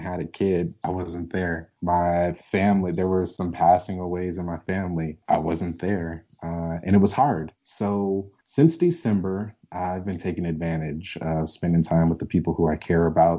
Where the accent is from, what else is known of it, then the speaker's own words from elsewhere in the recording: Colorado, United States; also born or lived in St. Louis, Missouri; I'm originally from St. Louis, but my mom moved me to Colorado when I was really young